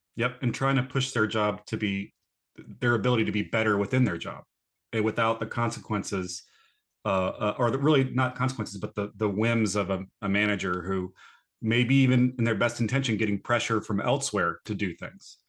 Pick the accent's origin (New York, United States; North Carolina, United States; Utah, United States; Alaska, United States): North Carolina, United States; born or raised there; moved away